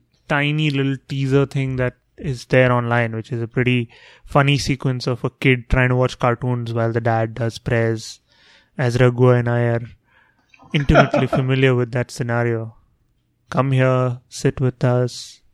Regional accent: India; now in United States; when we grew up in India

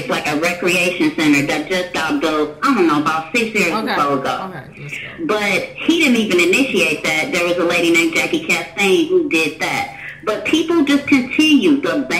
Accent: Compton, California, United States; I lived in, I grew up in Compton, California, and it's changed quite a bit.

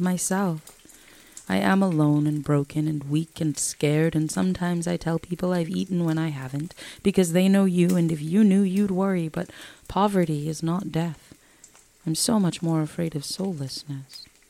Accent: New York, United States; moved away; I'm from New York originally

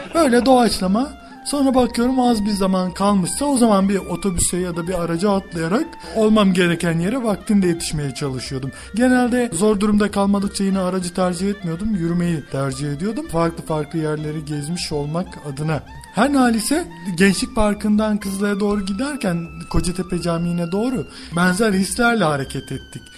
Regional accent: Hatay, Turkey

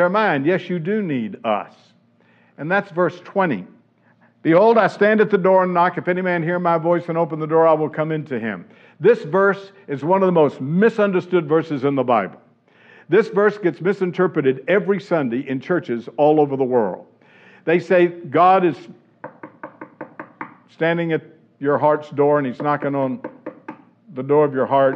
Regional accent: the South, United States; Growing up in the South

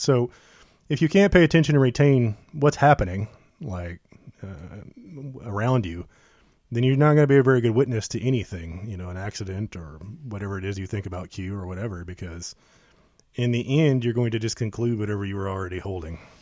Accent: United States; we're the American people

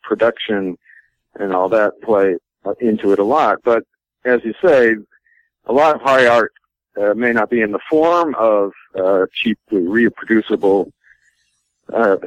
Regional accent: Maine, United States; I was 13 or 12 or 13 in 1965. So I was growing up in Maine

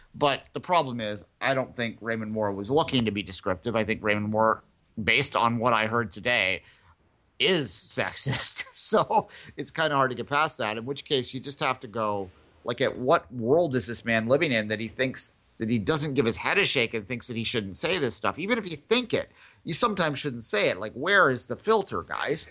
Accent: Canada; we're Canadian, yes

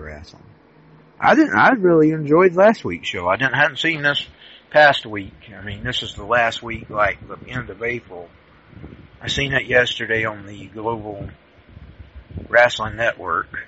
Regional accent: United States; I'm an American. I am always American.

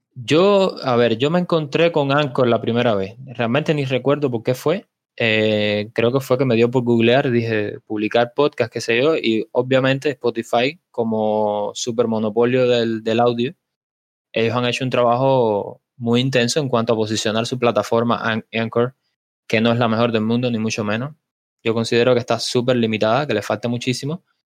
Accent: Cuba; Yo soy un ingeniero cubano, un emprendedor cubano.

